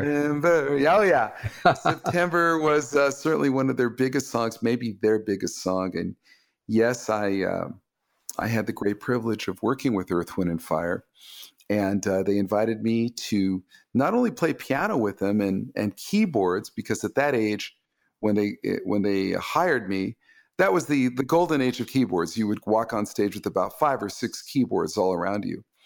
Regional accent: Los Angeles, California, United States; my hometown of Los Angeles

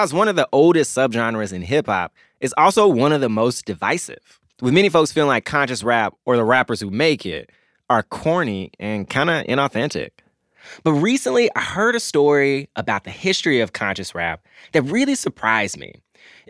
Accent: Memphis, Tennessee, United States; I grew up in Memphis

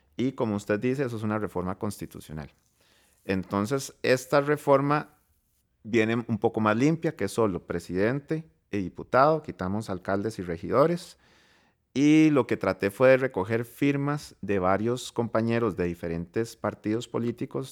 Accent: Costa Rica; voy a hablar como costarricense

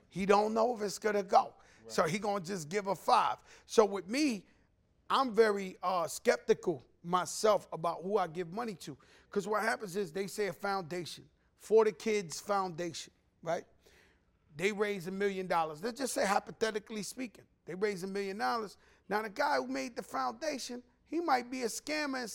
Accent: New York City, New York, United States; I'm from the Bronx

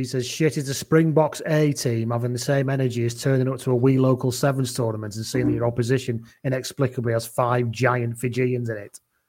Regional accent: Wales, United Kingdom; He said, "Where have you come from?" I said, "You know, Wales, England."

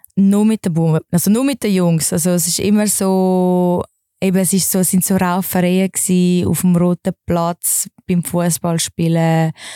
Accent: Wallisellen, Zurich, Switzerland; also born or lived in Dübendorf; Ich bin in Wallisellen slash Dübendorf aufgewachsen.

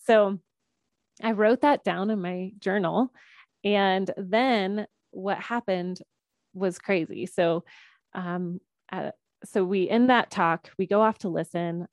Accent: Georgia, United States; I grew up in Georgia

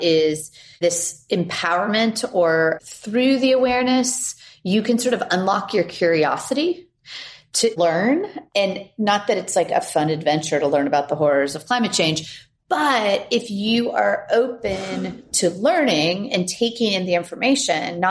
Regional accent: California, United States; I grew up in California

